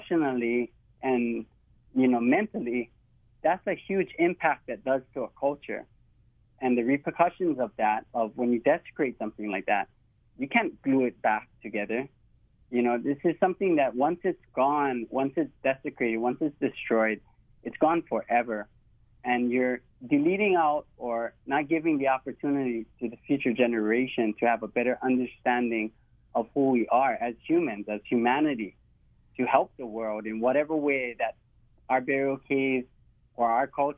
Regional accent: Hawaii, United States; true to who I am as a Hawaiian

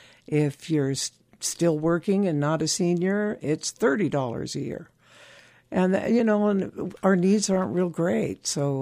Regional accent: California, United States; I was born and raised in California.

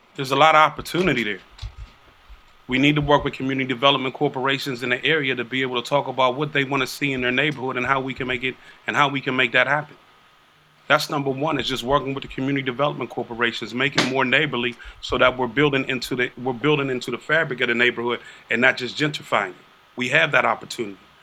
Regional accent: United States; I'm from Liberty Park. Everybody knows I'm from Liberty Park. But I also know the conditions of Liberty Park

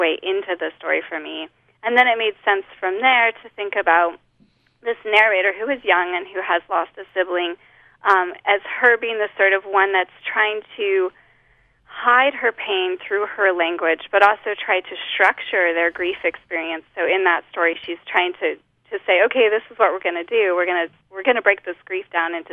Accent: Holladay, Utah, United States; moved away as an adult; also born or lived in Louisiana; now in Lafayette, United States; I grew up in Holiday

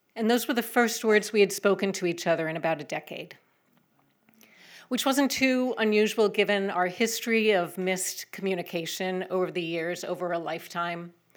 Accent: Northampton, Massachusetts, United States; I'm from Northampton.

